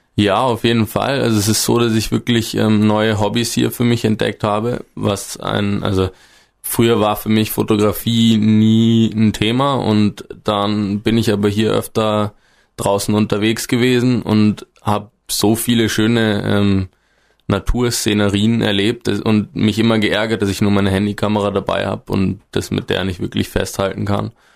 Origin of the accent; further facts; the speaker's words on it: northern Bavaria, Germany; moved away as an adult; now in Gesäuse, Austria; ich komme aus dem Norden Bayerns, da gibt's bekanntlich nicht ganz so viele hohe Berge wie hier